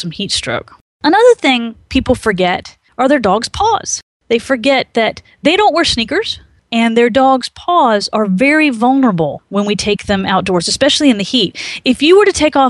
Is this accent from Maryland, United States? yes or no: yes; Maryland, United States; moved away; I grew up in Maryland